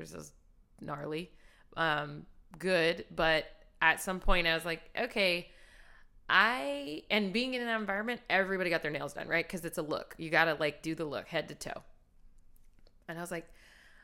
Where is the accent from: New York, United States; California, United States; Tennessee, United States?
California, United States; Hanford; now in Los Angeles, United States; I'm from Hanford, which is a small town in California in the Central Valley